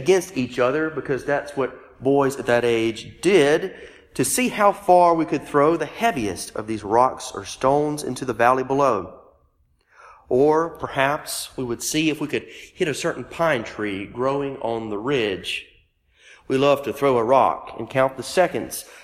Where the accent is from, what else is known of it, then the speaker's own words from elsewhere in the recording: Meridian, Mississippi, United States; my hometown of Meridian, Mississippi